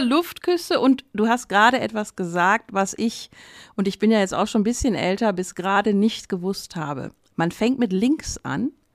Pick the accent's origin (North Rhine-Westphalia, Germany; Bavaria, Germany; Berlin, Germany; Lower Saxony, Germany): North Rhine-Westphalia, Germany; Ruhr area; moved away; also born or lived in Austria; Ich komme auch aus dem Ruhrgebiet, bin beziehungsweise dort groß geworden